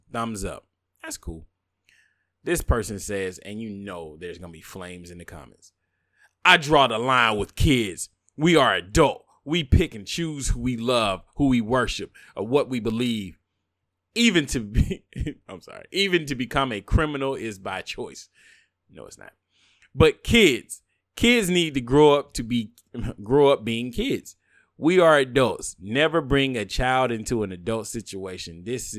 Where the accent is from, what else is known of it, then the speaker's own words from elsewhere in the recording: the South, United States; But I'm a bigot from the South.